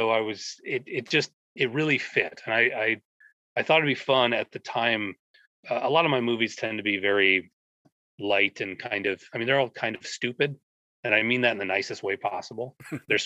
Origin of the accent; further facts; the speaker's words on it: Minnesota, United States; I'm from Minnesota, and there's a lot of standing water here, lots of lakes